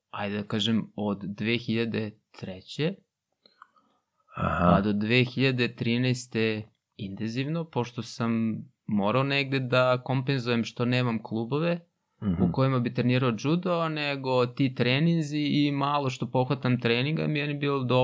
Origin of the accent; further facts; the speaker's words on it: Kikinda, Vojvodina, Serbia; also born or lived in Novi Sad; now in Belgrade, Serbia; ja sam iz Kikinde